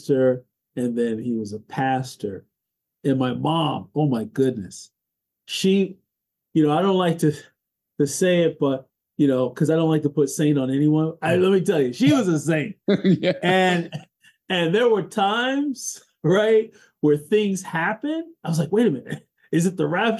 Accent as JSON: {"language": "English", "town": "New York City", "region": "New York", "country": "United States", "tie": "born or raised there", "also_born_or_lived": "Brooklyn, New York / Harlem, New York", "said": "I was born in the People's Republic of Brooklyn, New York. Raised in Queens, and I live in Harlem, USA now"}